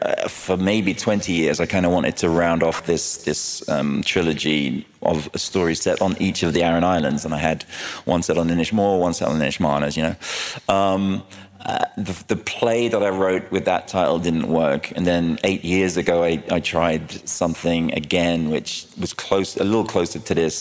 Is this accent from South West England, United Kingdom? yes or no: no; London, United Kingdom; also born or lived in Ireland; I was born in London, but my mum and dad came over from Ireland in the 60s and had me and my brother there